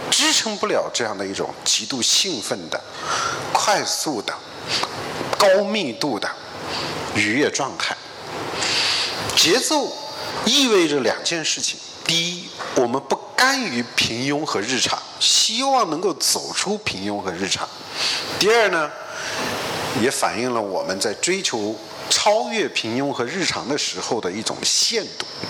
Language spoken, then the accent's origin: Chinese; China; 我们中国人面对这个复杂多变的世界